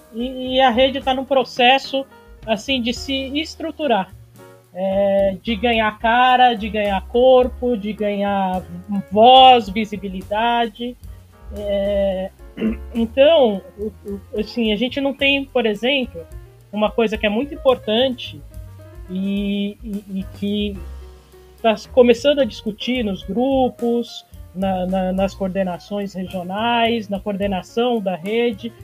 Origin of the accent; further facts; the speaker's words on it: São Paulo, Brazil; de São Paulo